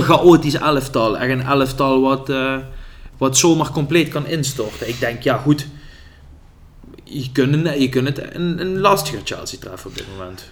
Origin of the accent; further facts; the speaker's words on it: Netherlands; wij, vooral als Nederlanders